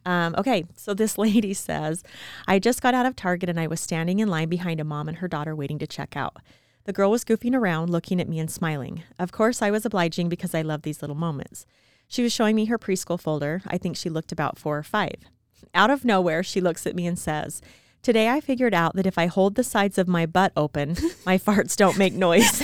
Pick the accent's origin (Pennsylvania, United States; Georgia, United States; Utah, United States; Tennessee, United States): Utah, United States; I was born and raised in Utah, very small town.